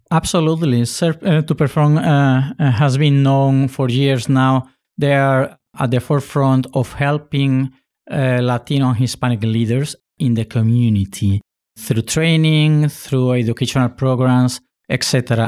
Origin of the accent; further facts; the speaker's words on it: Spain; also born or lived in Puerto Rico; now in United States; I was born in Puerto Rico. My father is Spaniard, and I was raised in Spain.